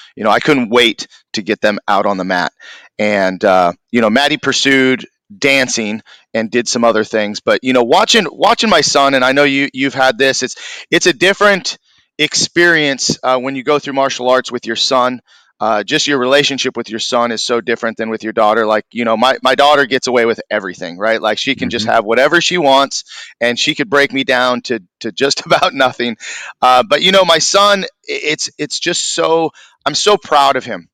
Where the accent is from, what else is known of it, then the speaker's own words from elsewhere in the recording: Newbury Park, California, United States; also born or lived in Thousand Oaks, California / Moorpark, California; I grew up in Newbury Park, uh, lived there, you know, most of my um, childhood, all the way up until I was probably right after high school.